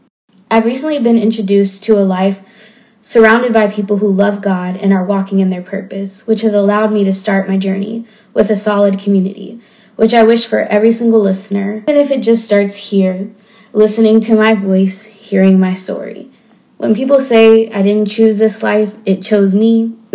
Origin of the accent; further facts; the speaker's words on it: Waco, Texas, United States; also born or lived in North Dallas, Texas; now in Dallas, United States; I'm from Waco, Texas, but I currently live in North Dallas